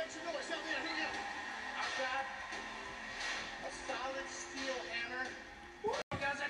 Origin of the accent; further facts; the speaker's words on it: United States; I'm from the United States.